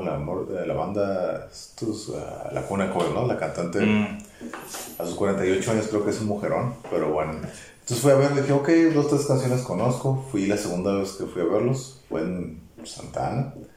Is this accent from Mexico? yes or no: yes; Baja California, Mexico; Yo vengo de México. De Mexicali. Pero no, de Tijuana.